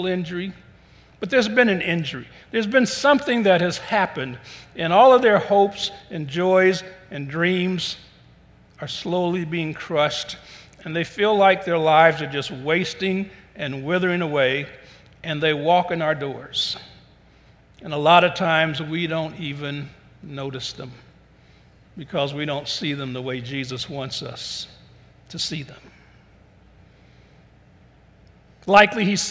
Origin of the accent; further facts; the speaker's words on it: Cleveland, Ohio, United States; I was born in Cleveland, but every summer we would go down south.